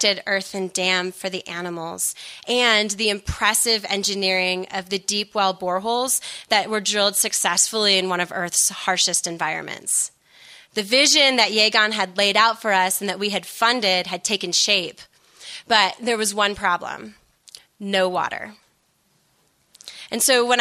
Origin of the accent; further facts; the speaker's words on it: United States; as an American in the millennial generation, I came of age in a culture of self-actualization